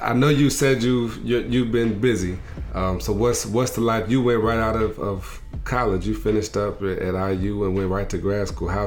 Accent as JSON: {"language": "English", "town": "South Bend", "region": "Indiana", "country": "United States", "said": "when I tell them I'm from South Bend, did you go to Notre Dame?"}